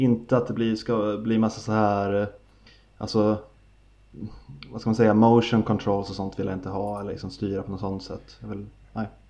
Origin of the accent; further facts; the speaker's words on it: Sweden; vi svenskar